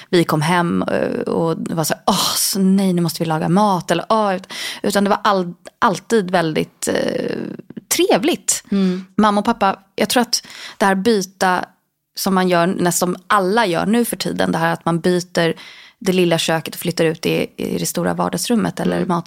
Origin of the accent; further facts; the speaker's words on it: Stockholm, Stockholm County, Sweden; also born or lived in Lidingö; Jag växte upp i Stockholm, på Östermalm eh, med mamma, pappa och min bror. Och sen så när jag var tio så flyttade vi utanför stan mm. till Lidingö.